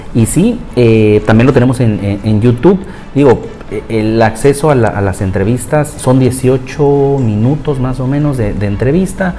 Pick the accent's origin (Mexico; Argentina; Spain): Mexico; nosotros acá en México